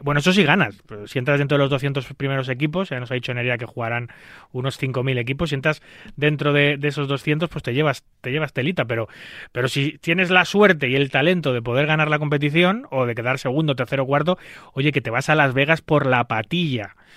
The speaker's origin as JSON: {"language": "Spanish", "country": "Spain", "said": "yo en un país como España"}